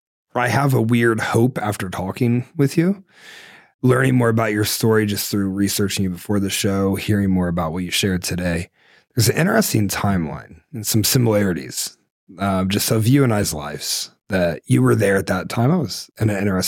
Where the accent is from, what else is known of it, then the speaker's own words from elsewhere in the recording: Ohio, United States; I'm from Ohio.